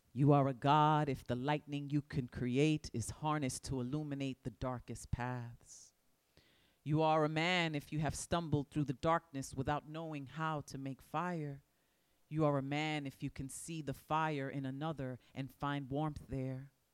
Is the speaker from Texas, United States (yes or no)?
no; New York City, New York, United States; I was born in the Boogie Down Bronx. I still live there